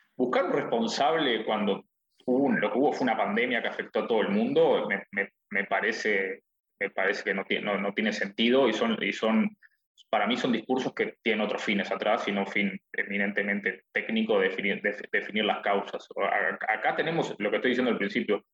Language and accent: Spanish; Uruguay; moved away; gente que somos uruguayos